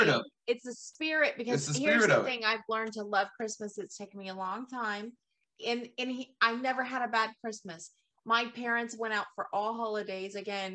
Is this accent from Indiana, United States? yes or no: no; Gloucester, Massachusetts, United States; It's like me saying Boston, but yeah, it's really Gloucester.